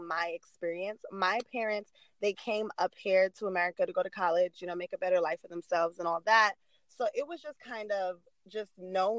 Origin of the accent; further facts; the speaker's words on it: New York City, New York, United States; moved away as an adult; also born or lived in Washington, D.C.; now in Los Angeles, United States; I was born and raised in Queens, New York